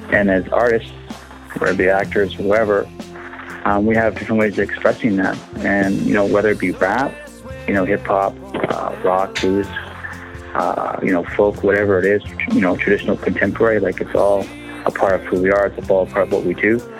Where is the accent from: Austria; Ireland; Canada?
Canada; I'm from the Cree Nation.